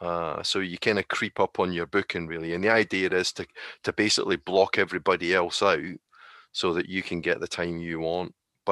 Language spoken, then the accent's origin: English; United Kingdom; the reason why is because we're British, right?